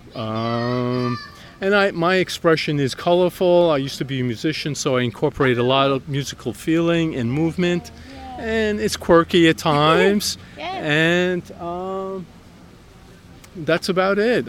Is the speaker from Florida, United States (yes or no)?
no; New York, United States; moved away as an adult; now in Allentown, United States; I'm originally from New York